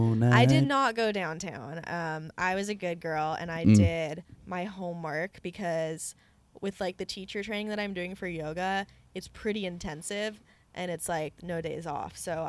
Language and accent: English; Santa Cruz, California, United States; I'm from Santa Cruz, guys, if anyone didn't know.